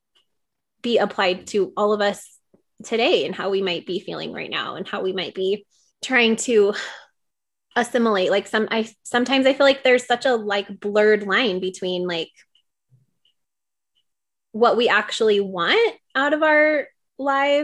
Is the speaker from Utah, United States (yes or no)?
yes; Utah, United States; growing up here in Utah